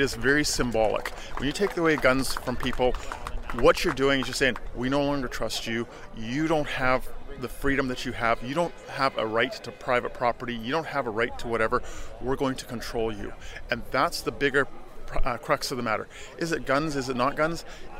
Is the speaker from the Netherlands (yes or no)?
yes; Netherlands; now in Stettler, Canada; I was born in the Netherlands